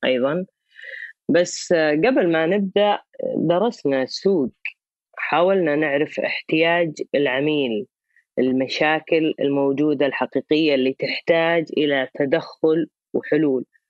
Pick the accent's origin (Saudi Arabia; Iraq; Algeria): Saudi Arabia; عندنا في السعوديه